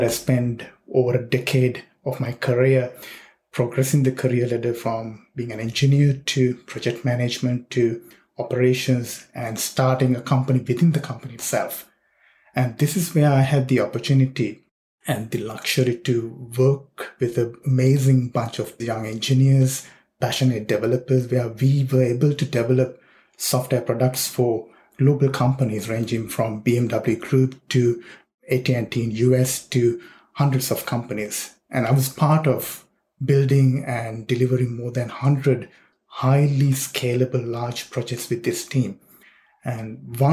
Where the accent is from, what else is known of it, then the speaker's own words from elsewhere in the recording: Sri Lanka; now in Sydney, Australia; I was born and raised in Sri Lanka